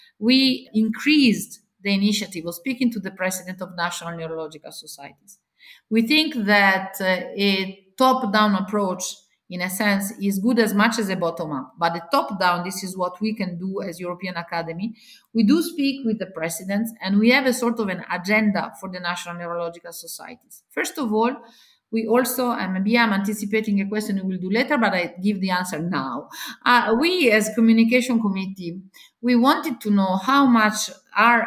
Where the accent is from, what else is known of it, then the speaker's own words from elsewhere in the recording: Italy; I come from Italy